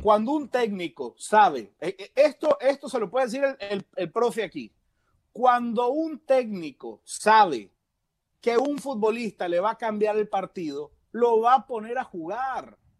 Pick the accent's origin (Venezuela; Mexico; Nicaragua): Nicaragua; yo como nicaragüense